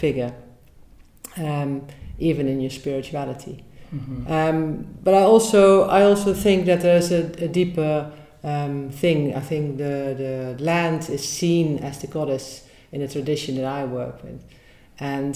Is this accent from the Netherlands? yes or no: yes; Netherlands; moved away as an adult; now in Glastonbury, United Kingdom; So I'm originally from the Netherlands, and I moved here in 2009 to be a priestess.